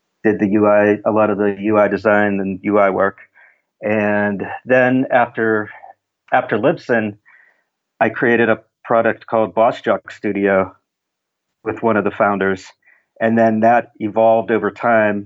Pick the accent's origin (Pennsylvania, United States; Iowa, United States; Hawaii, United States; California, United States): Pennsylvania, United States; Pittsburgh; I'm from Pittsburgh, Pennsylvania